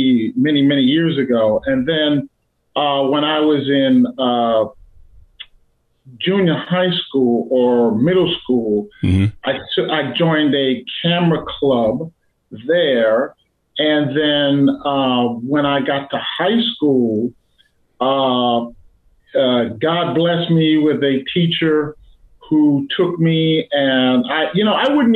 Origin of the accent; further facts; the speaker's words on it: New York City, New York, United States; I'm from Brooklyn, New York, so I'm from Bed-Stuy, Brooklyn.